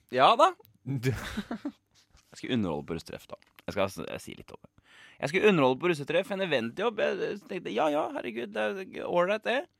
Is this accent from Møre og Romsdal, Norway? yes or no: no; Kongsberg, Buskerud, Norway; moved away as an adult; now in Oslo, Norway; Hjemme på Kongsberg så løp vi jo 1000 meter med rennaræv